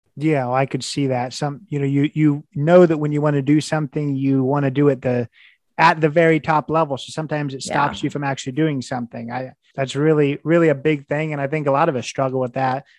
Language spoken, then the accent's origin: English; Indiana, United States; I'm from Indiana. I would have told you, you know, as an IU grad